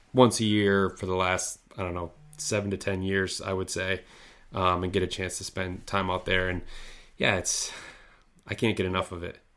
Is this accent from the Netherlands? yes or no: no; Midwest, United States; I grew up skiing here in the Midwest